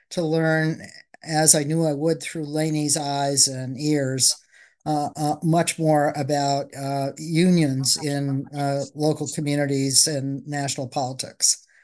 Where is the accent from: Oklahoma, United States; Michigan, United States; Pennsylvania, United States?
Michigan, United States; Wyandotte; I grew up in Wyandotte, Michigan, south of Detroit.